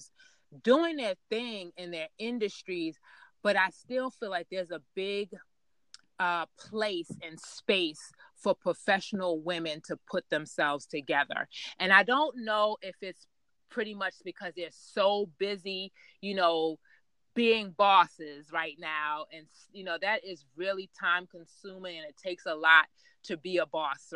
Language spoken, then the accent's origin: English; New York City, New York, United States; I grew up in Queens, New York